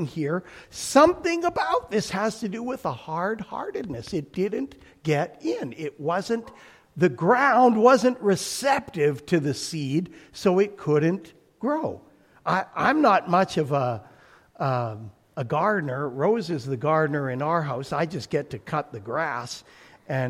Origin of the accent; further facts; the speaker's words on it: Alberta, Canada; My growing up in Alberta, I have pictures of wheat fields that go on forever